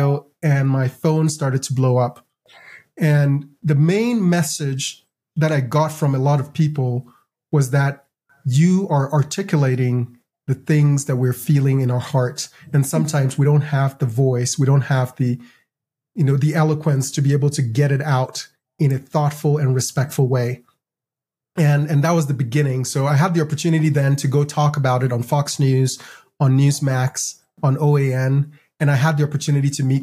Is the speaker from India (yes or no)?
no; Ghana; now in United States; I grew up in Ghana